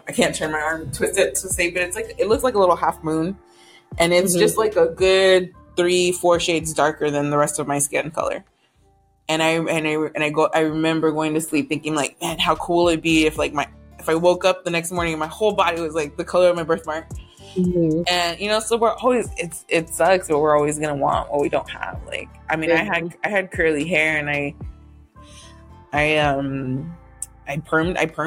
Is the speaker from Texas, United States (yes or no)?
yes; Houston, Texas, United States; now in San Antonio, United States; I'm from Houston